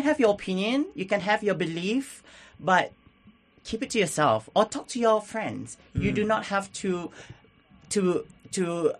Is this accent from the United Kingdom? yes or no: no; Singapore; born or raised there; now in Melbourne, Australia